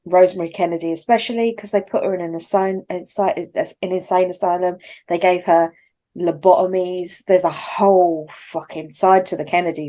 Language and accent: English; London, United Kingdom; accent: London; I have a London accent, one of many. And as it goes, it's probably one of the posher ones